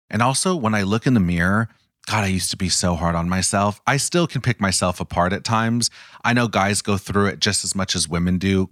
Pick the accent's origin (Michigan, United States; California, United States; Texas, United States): California, United States; Los Angeles; born and raised in Los Angeles, Orange County